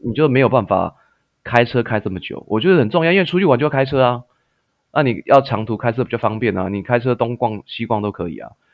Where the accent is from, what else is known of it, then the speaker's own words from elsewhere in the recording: Taiwan; moved away as an adult; also born or lived in Canada; 因为老板他是看我台湾人嘛